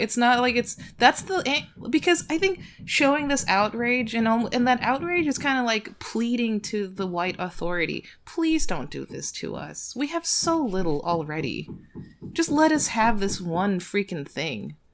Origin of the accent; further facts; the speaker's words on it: United States; I'm Korean American